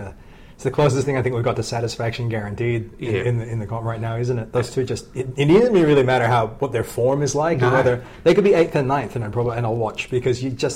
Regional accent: Adelaide, South Australia, Australia; moved away; I grew up in Adelaide

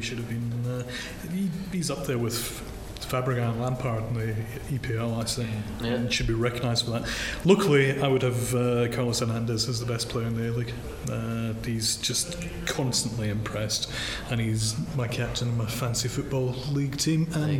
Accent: Sydney, New South Wales, Australia; And this is from somebody who's Sydney sider through and through. Loves all things Sydney.

